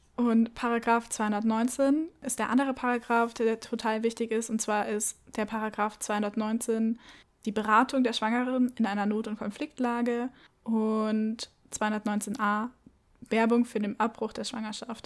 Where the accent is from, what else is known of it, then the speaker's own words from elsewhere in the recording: Munich, Bavaria, Germany; Ich komme aus München.